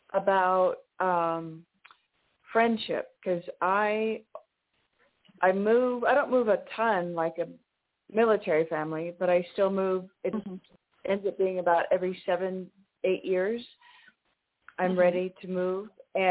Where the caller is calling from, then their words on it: New Mexico, United States; Hi, this is … in New Mexico.